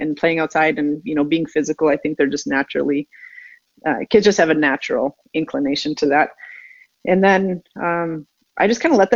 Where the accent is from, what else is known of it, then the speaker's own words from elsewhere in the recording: Minnesota, United States; moved away as an adult; also born or lived in East Coast / Atlanta / Chicago; I'm born and raised in Minnesota